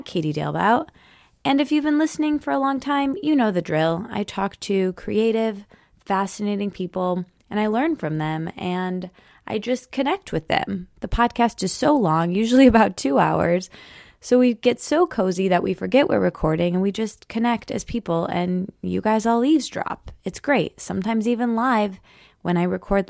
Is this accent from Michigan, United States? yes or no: yes; Michigan, United States; moved away; I'm recording this from Michigan. I'm still home there